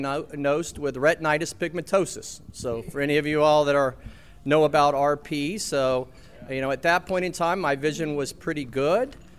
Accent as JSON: {"language": "English", "region": "Florida", "country": "United States", "tie": "born or raised there", "also_born_or_lived": "Athens, Tennessee", "said": "growing up in Florida"}